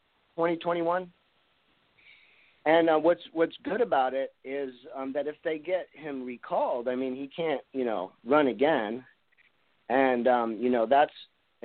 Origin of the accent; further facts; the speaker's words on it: East Coast, United States; I'm from the East Coast